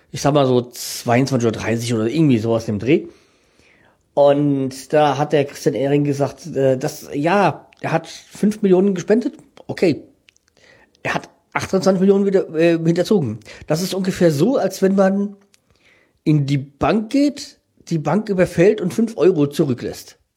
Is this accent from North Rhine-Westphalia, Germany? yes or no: no; Frankfurt, Hesse, Germany; ich kenne Landsberg vom Eishockey, weil als Frankfurter kennt man das, äh, kennt man Landsberg